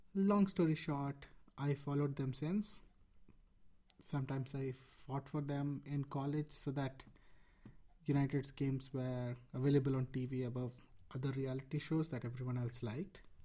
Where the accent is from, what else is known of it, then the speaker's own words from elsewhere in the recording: Rourkela, Odisha, India; I was born in Rourkela, India, and grew up in a cricket loving family.